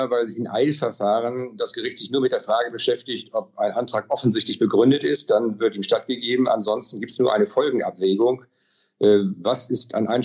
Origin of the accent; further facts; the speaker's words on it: Schleswig-Holstein, Germany; Sie wissen ja, ich komme aus Schleswig-Holstein